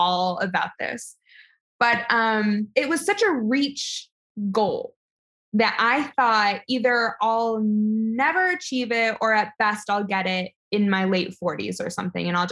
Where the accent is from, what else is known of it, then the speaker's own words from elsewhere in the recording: New York City, New York, United States; I was born in New York City to very liberal college professor parents